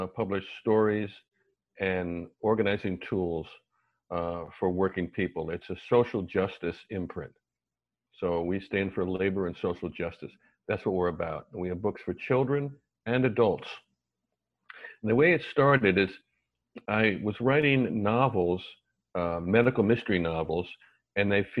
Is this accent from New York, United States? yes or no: yes; New York City, New York, United States; also born or lived in Ann Arbor, Michigan / St. Louis / Detroit / Philadelphia; I was born in Manhattan